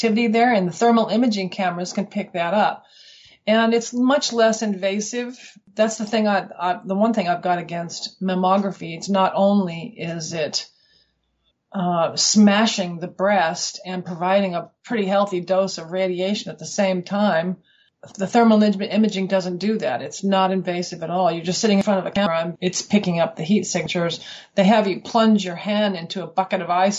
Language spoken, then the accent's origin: English; Colorado, United States; moved away as an adult; now in Western Australia, Australia